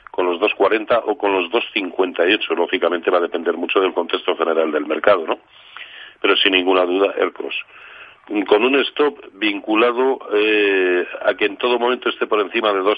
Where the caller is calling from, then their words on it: Madrid, Community of Madrid, Spain; Hola, buenas tardes. … de Madrid.